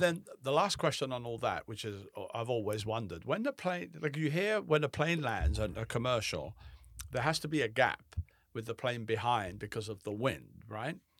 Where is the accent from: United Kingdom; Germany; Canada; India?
United Kingdom; England; moved away; also born or lived in Alexandria; I remember growing up in England